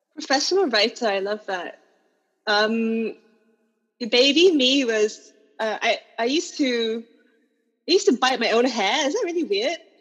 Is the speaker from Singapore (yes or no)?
yes; Singapore; as a Singaporean writer